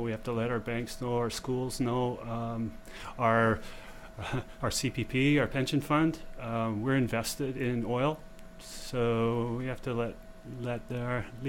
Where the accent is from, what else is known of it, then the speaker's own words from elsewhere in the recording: Vancouver, British Columbia, Canada; I grew up in Vancouver. I was born and raised there.